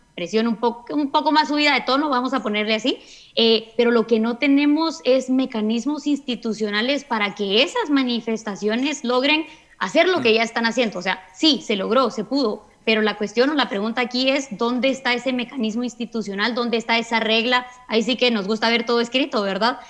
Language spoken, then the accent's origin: Spanish; Guatemala